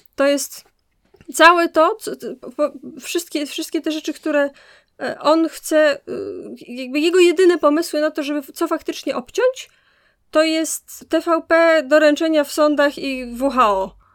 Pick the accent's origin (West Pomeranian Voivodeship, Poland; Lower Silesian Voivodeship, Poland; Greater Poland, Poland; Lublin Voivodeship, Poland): Lower Silesian Voivodeship, Poland; Wrocław; ja jako wrocławianka z, z dziada pradziada